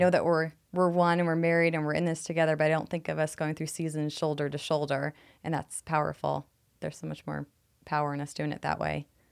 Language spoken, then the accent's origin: English; New York City, New York, United States; now in Phoenix, United States; I'm from New York City